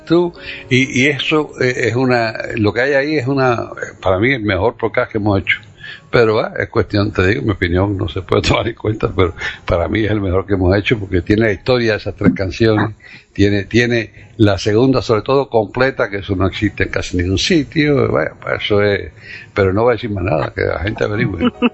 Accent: Cuba; now in United States; yo soy americano, eh, más que cubano hoy en día

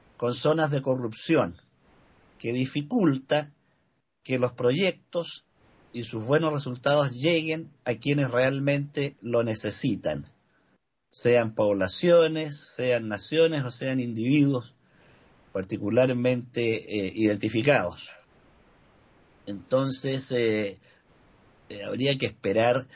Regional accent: Chile; como ciudadano chileno y ciudadano del mundo

